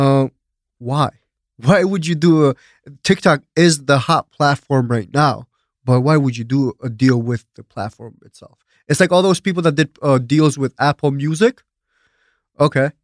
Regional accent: Greece; also born or lived in Albania / East Coast, United States; now in United States; born and raised in Greece, but I'm from Albania

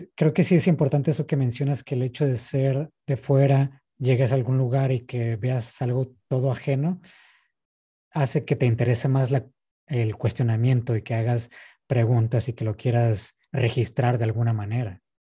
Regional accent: northern Mexico, Mexico

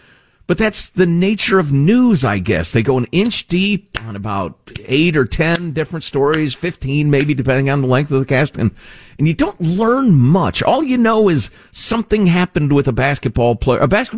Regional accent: Netherlands; English is a second language; I grew up in the Netherlands in the 60s and 70s.

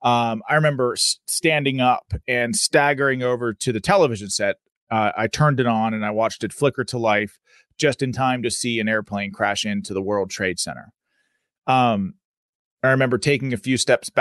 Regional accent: Pittsburgh, Pennsylvania, United States; I was just a city kid from Pittsburgh. I was born in Oakland, moved out to a suburb, had a great life

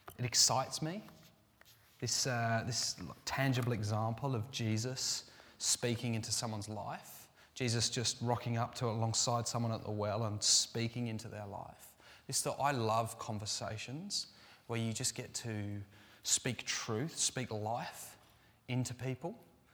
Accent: England, United Kingdom; moved away; I'm from England

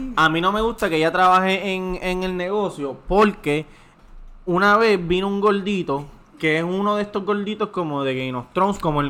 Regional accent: Levittown, Toa Baja, Puerto Rico; yo soy de Levitown

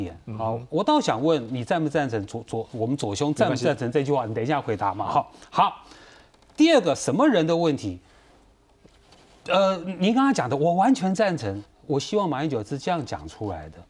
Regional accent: Taiwan; 国台办在糊弄我们台湾人

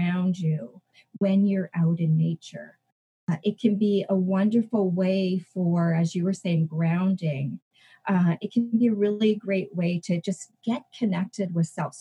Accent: British Columbia, Canada; I'm from an area called British Columbia in Canada. And I live in the Okanagan

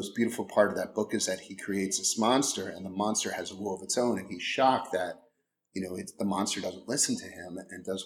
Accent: Maryland, United States; moved away as an adult; also born or lived in Washington, D.C.; now in Los Angeles, United States; I grew up in Maryland, and then I lived in Washington, D.C. for 6 years

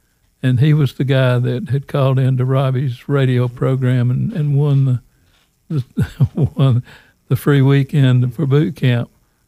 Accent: Alabama, United States; moved away; I mentioned that I was from Alabama

